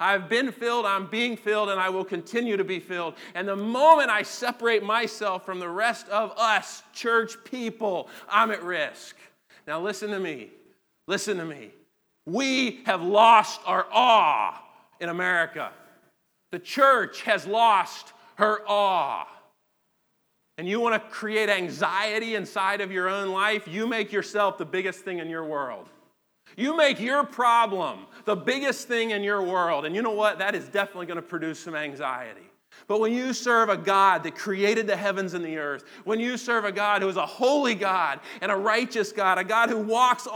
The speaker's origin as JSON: {"language": "English", "country": "United States", "said": "as an American Christian"}